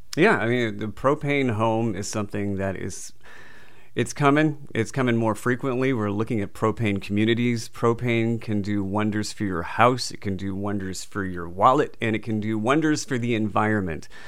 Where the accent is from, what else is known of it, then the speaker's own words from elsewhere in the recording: New England, United States; now in Southern California, United States; I'm originally from New England